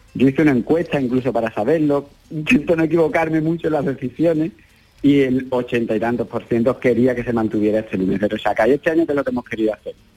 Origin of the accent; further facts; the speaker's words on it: Sanlúcar de Barrameda, Andalusia, Spain; porque en San Lucas durante estos días nuestras casetas son nuestras casas